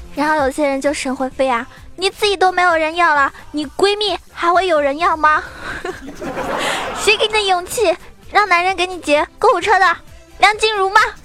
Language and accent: Chinese; Zhejiang, China; also born or lived in Shanghai; 我从上海搬回浙江